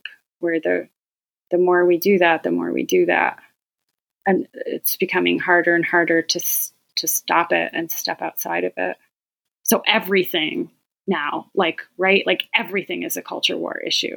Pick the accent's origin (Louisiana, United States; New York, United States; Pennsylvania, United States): New York, United States; Auburn; I was born into a very Roman Catholic family in Auburn, New York, about an hour from here.